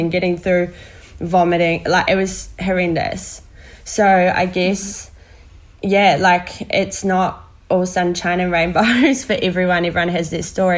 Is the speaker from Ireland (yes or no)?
no; New Zealand; I'm a Kiwi girl